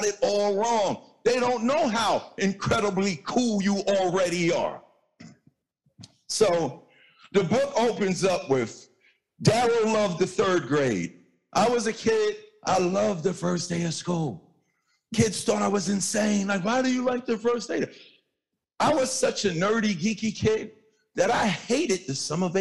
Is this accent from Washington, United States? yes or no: no; New York City, New York, United States; I'm light skinned from Hollis, Queens